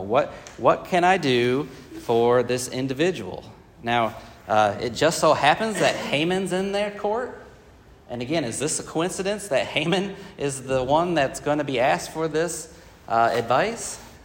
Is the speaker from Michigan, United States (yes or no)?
yes; Michigan, United States; now in Columbia, United States; growing up in Michigan